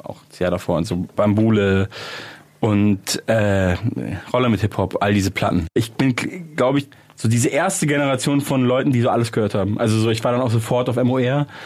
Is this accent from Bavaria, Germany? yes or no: yes; Munich, Bavaria, Germany; das ist in der ah. Nähe von München. Ah, okay. Und das ist ja meine Heimatstadt.